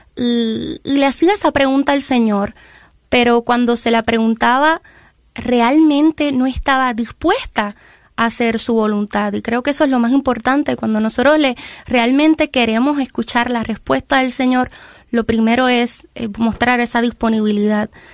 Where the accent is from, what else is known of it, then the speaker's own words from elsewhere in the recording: Ciales, Puerto Rico; Somos del pueblo de Ciales, Ciales, Puerto Rico, queda exactamente en el centro de la isla.